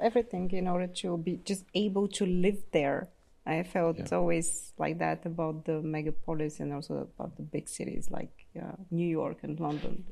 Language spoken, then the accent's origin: English; Bulgaria; now in Austria; I carry in myself both the Bulgarian and in now the Austrian side